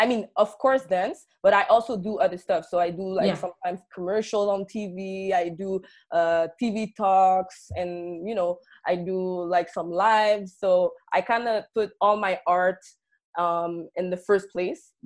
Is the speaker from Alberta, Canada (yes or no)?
no; Montreal, Quebec, Canada; I was born and raised in Montreal, but my background is Haitian. So my parents are from Haiti.